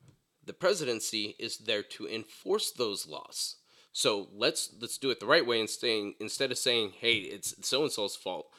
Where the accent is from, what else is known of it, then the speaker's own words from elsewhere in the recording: United States; I am also Native American, so I really don't give a shit about that. I'm an American. I live here. I was born here.